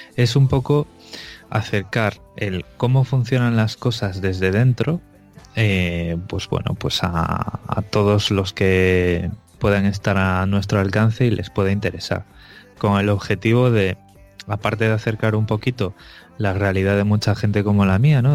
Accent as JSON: {"language": "Spanish", "town": "Vigo", "region": "Galicia", "country": "Spain", "moved": "yes", "said": "yo realmente soy de Vigo"}